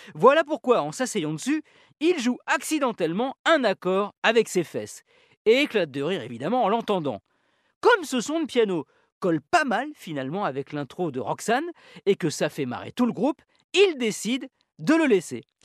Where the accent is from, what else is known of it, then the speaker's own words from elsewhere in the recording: France; chez nous en France.